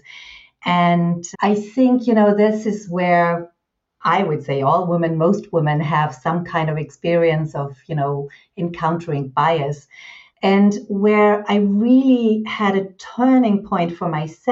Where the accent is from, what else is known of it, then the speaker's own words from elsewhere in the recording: Germany; I'm German, 52 years old